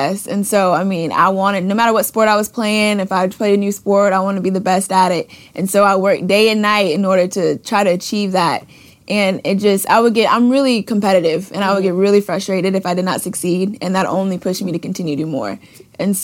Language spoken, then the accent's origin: English; Clearwater, Florida, United States; moved away; also born or lived in Baton Rouge, Louisiana; I'm from Florida